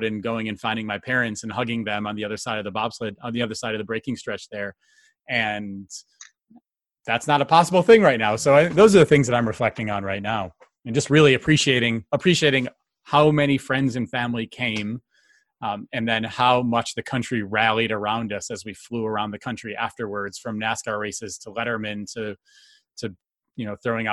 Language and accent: English; United States; moved away as an adult; now in Calgary, Canada; I moved to Calgary 17 years ago as an American bobsledder to train